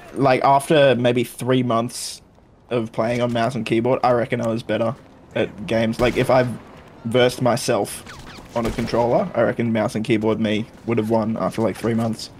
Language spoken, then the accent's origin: English; Australia; being Australian